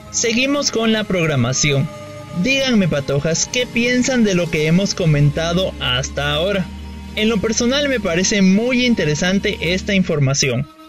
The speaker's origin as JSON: {"language": "Spanish", "country": "Guatemala", "said": "nuestra identidad como guatemaltecos"}